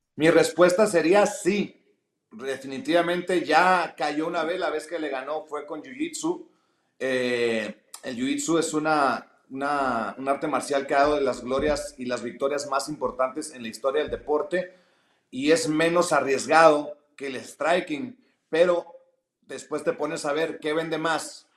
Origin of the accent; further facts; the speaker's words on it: Mexico; como mexicano